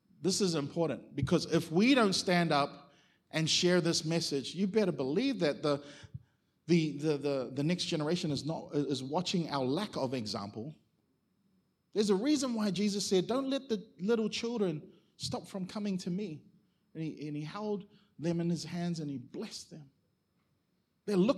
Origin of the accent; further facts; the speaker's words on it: Auckland, New Zealand; moved away as an adult; now in Australia; I grew up in Mount Wellington in Auckland